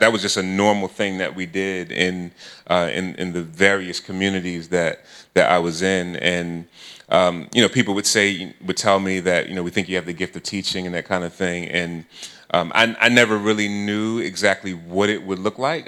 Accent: Philadelphia, Pennsylvania, United States; I'm from Philly

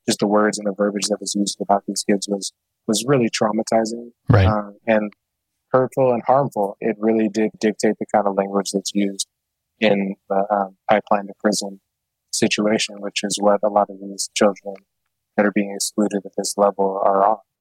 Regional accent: Portland, Oregon, United States; growing up in Southeast Portland with a handful of kids of color

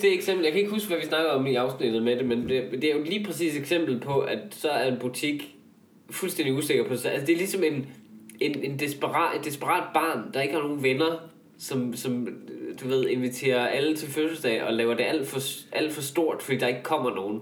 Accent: North Jutland, North Denmark Region, Denmark; i Nordjylland, hvor jeg kommer fra

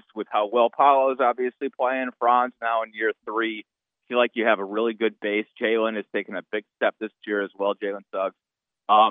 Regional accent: Cleveland, Ohio, United States; moved away; I grew up in Cleveland, Ohio

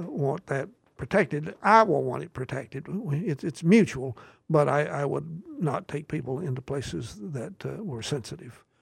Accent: Southern Appalachians, United States; moved away as an adult; now in Massachusetts, United States; I grew up in the Southern Appalachians and the, uh, shadows of the Great Smoky Mountains

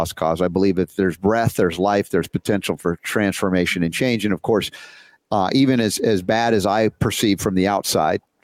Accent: Georgia, United States; accent: Southern; also born or lived in New York City; I grew up 30 years in Georgia

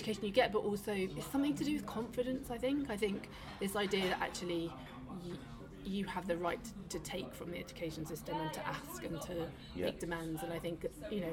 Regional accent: Manchester, North West England, United Kingdom; moved away as an adult; also born or lived in London; now in Manchester, United Kingdom; I'm from Manchester

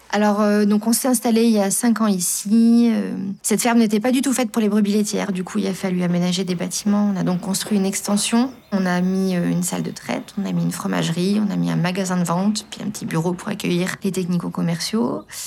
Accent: Lorraine, Grand Est, France; moved away as an adult; also born or lived in Vercors; now in Bouvante, France; Je suis originaire de Lorraine, j'ai grandi en Lorraine, à la campagne aussi, hein, mais euh, je suis arrivée dans le Vercors il y a 5 ans

